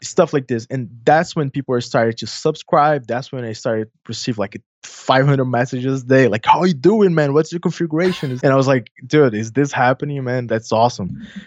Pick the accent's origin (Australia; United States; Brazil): Brazil; São Paulo; accent: Brazilian Portuguese; English is a second language; I'm from South America. My family is mainly from Italy, so I have a little bit of accent